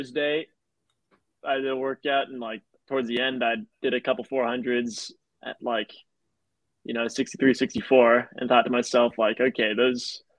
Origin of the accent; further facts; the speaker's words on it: New York City, New York, United States; I'm from New York City